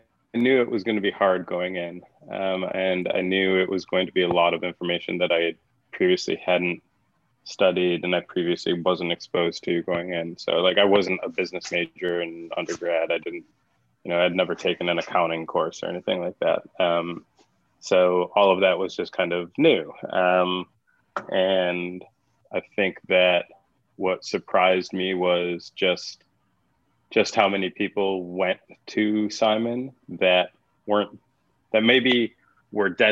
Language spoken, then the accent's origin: English; Buffalo, New York, United States; I'm from Buffalo, go Bills